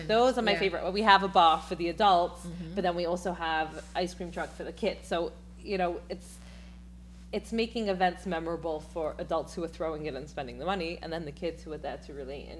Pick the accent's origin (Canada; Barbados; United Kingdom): United Kingdom; England; Again, because I'm so English and because, you know, the European mindset is less is more, mm-hmm.